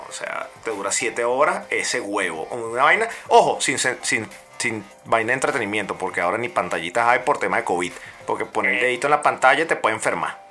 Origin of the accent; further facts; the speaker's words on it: Venezuela; moved away; como venezolano